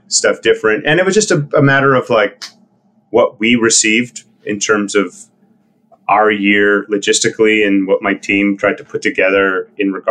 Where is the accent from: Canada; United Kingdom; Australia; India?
Canada; Winnipeg, Manitoba; we all grew up playing music with a bunch of other people also in Winnipeg